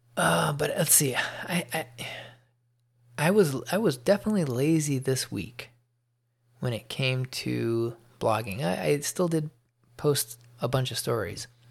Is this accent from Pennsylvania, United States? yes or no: no; Chicago, Illinois, United States; moved away as an adult; now in Georgia, United States; I'm from the Chicago area